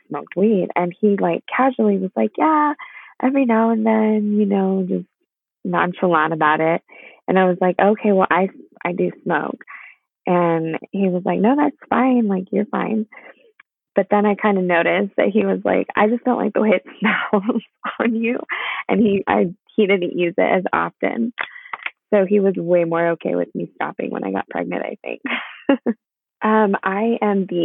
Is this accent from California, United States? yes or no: yes; Inland Empire, California, United States; I am from the Inland Empire in California.